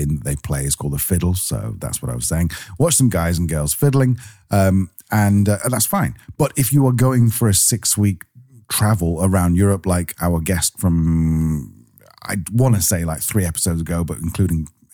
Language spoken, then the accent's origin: English; Manchester, North West England, United Kingdom; we're from Manchester in the UK, which is the second city.